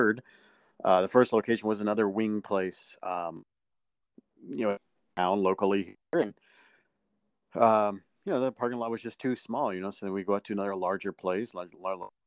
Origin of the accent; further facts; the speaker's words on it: Akron, Ohio, United States; I'm from Akron, Ohio